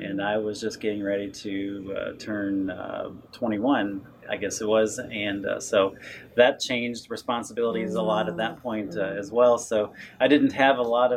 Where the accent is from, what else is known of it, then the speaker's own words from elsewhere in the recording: Fulks Run, Virginia, United States; I grew up here in the Shenandoah Valley in Folks Run, and that's still my home today.